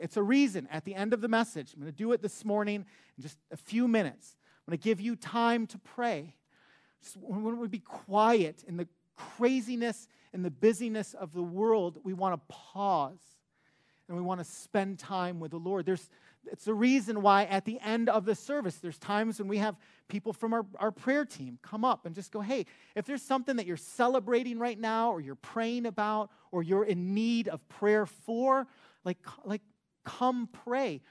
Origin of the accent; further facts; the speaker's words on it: Detroit, Michigan, United States; moved away; I'm from Michigan. I grew up in Metro Detroit